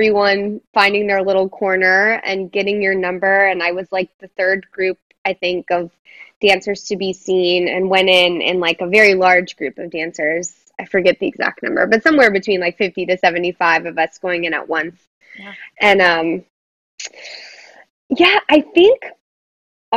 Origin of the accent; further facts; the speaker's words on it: Dallas, Texas, United States; moved away; who I grew up dancing with in Dallas